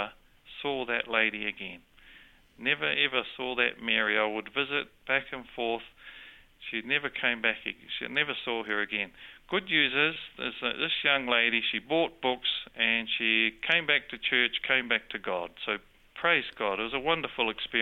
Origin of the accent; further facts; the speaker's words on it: New Zealand; accent: New Zealand; also born or lived in Sydney, Australia; I have a New Zealand accent, but I was born in Sydney